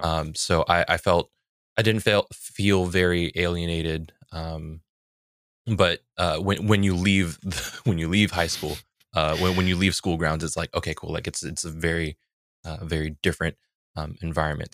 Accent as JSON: {"language": "English", "area": "a little bit south of San Francisco", "region": "California", "country": "United States", "tie": "born or raised there", "said": "I grew up in San Francisco"}